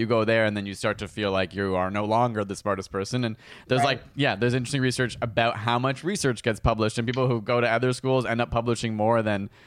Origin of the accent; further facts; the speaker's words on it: Canada; We're Canadians